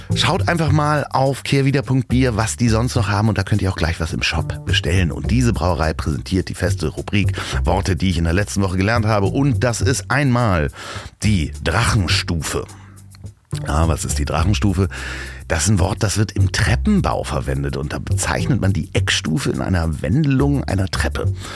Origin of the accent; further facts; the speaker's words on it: Hamburg, Germany; accent: Hamburg; ich hatte einen sehr hamburgischen Akzent. Ich habe dann wirklich so gesprochen als, als Junge, wie so ein äh, Junge vom Hafen eigentlich